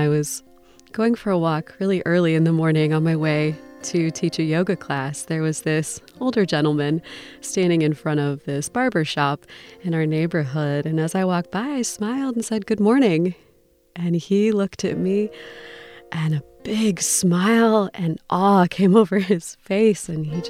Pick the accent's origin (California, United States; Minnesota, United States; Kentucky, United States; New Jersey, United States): Minnesota, United States; moved away as an adult; also born or lived in Colorado / Boston; I grew up in Minnesota, but was born in Colorado, and somehow we ended up in Boston.